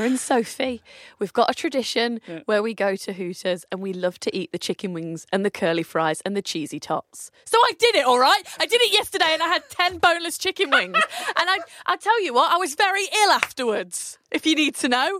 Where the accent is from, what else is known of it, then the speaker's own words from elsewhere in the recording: Nottingham, East Midlands, United Kingdom; growing up in Nottingham, I used to go to under-18s Rock City.